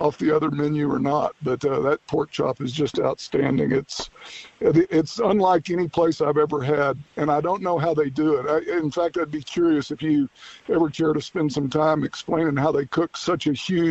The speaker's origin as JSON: {"language": "English", "region": "Texas", "country": "United States", "moved": "yes", "lives_now": "Denver, United States", "said": "I'm originally from Texas"}